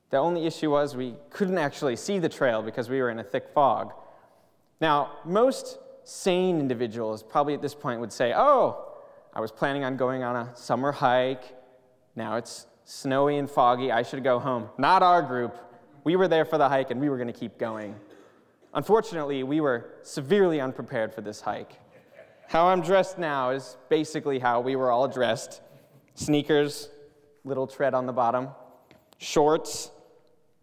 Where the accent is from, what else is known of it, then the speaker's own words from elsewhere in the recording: Pennsylvania, United States; moved away as an adult; now in Pasadena, United States; I'm from Pennsylvania